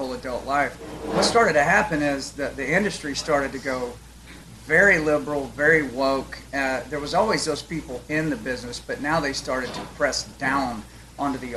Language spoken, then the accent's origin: English; United States; I'm an American